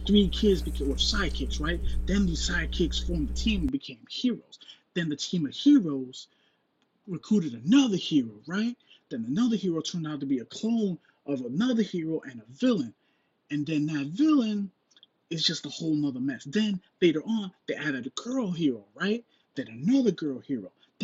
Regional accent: New York, United States; as a New Yorker

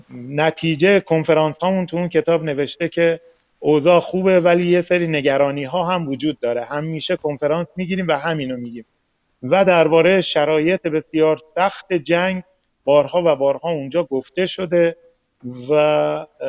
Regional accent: Mashhad, Razavi Khorasan, Iran; من مشهدی هستم با افغانستانی ها همکلاس بودم

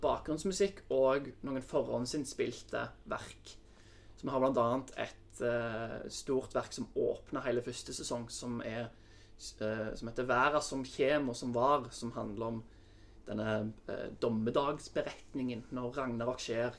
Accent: Sandnes, Rogaland, Norway; moved away as an adult; also born or lived in Oslo; jeg er fra Sandnes. Eh, vokste opp i en familie med to søsken

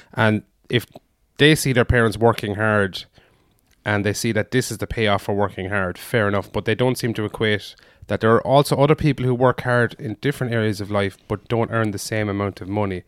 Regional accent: Foynes, Munster, Ireland; born or raised there; moved away; also born or lived in Dublin

